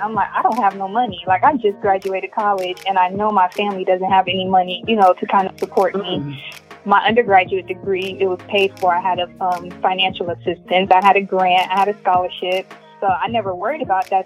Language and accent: English; Miami, Florida, United States; moved away as an adult; also born or lived in Gainesville, Florida; now in Durham, United States; born and raised in Miami